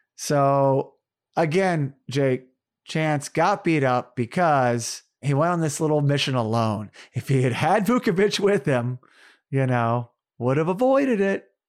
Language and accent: English; Tulsa, Oklahoma, United States; Born in Tulsa, Oklahoma, my hometown